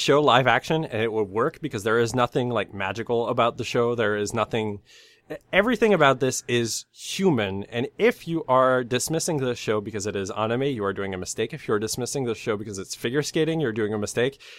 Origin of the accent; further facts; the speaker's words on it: Canada; I'm from Canada.